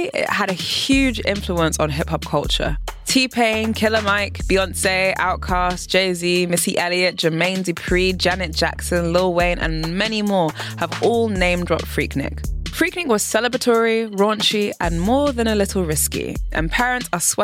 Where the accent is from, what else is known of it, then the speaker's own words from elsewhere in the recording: United Kingdom; now in Berlin, Germany; As a Brit